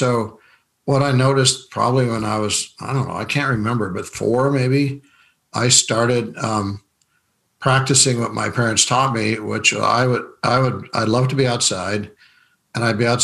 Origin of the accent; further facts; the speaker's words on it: Rapid City, South Dakota, United States; I was raised in Rapid City, South Dakota